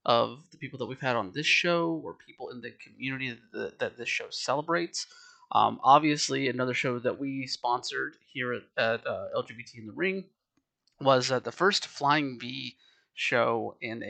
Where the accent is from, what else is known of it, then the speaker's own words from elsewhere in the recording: Georgia, United States; growing up in Georgia, spending a ton of time in the Atlanta area